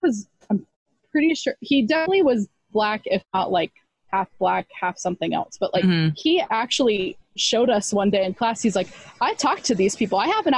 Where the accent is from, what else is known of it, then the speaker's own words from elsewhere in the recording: Texas, United States; we grew up in Texas.